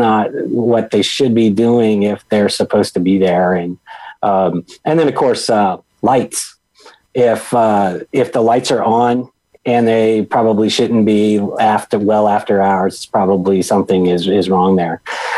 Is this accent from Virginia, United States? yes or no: yes; Virginia Beach, Virginia, United States; also born or lived in Texas / St. Louis; And then I spent the remainder of growing up in Norfolk. And well, really, we lived in Virginia Beach, Virginia, but the Norfolk Air Naval Base is there.